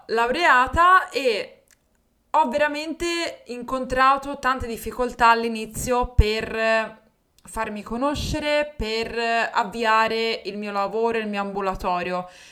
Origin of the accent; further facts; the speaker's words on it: Livorno, Tuscany, Italy; accent: Livornese; also born or lived in Rome; sono tornata a Livorno, che era la mia città, infatti lo sentirai dal mio accento